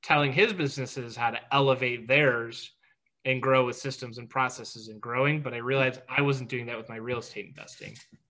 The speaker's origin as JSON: {"language": "English", "town": "Detroit", "region": "Michigan", "country": "United States", "tie": "born or raised there", "said": "I grew up in Metro Detroit, and my whole family were teachers or worked for Chrysler."}